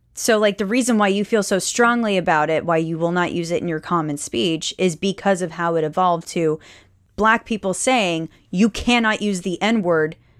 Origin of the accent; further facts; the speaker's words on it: United States; we as American people